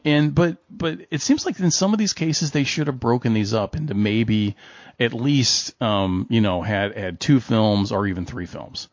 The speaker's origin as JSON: {"language": "English", "region": "Kentucky", "country": "United States", "said": "as someone from Kentucky who is always confused by Kentuckians"}